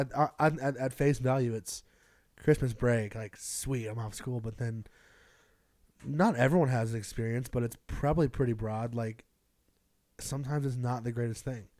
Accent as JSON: {"language": "English", "town": "Greenville", "region": "South Carolina", "country": "United States", "tie": "born or raised there", "moved": "yes", "said": "I grew up in Greenville, South Carolina"}